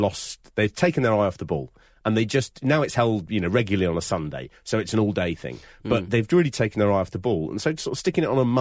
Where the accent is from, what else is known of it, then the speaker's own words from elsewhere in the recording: United Kingdom; we grew up in Britain